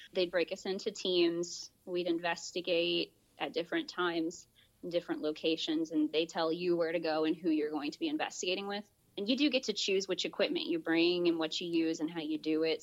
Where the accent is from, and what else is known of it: Polk County, Central Florida, United States; born or raised there